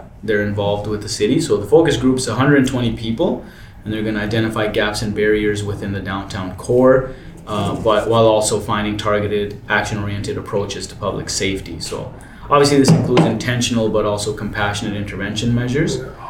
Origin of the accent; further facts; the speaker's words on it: Canada; I pride myself as a Canadian